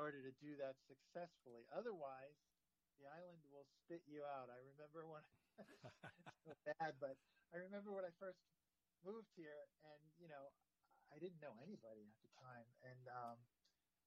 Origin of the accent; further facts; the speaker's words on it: New Jersey, United States; moved away as an adult; now in Hawaii, United States; since I grew up in New Jersey, my New Jersey attitude